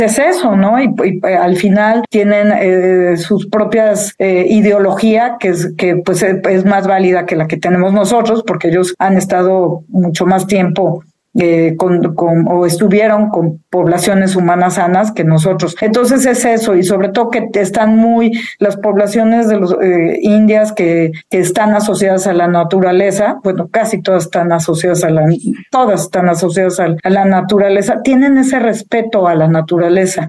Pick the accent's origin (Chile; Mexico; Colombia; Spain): Mexico; Mexico City; moved away; los chilangos, yo soy chilanga